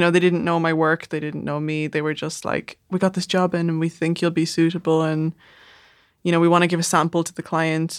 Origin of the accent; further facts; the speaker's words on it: Dublin, Leinster, Ireland; accent: south side Dublin; moved away as an adult; also born or lived in Manchester, England; I just moved back to the south side after eight years away